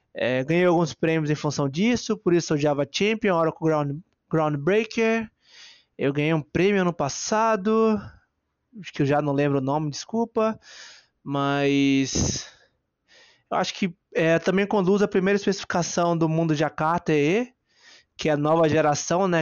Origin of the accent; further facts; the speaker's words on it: Bahia, Brazil; a minha maior qualidade é ser baiano e brasileiro, né? Gosto muito da minha terrinha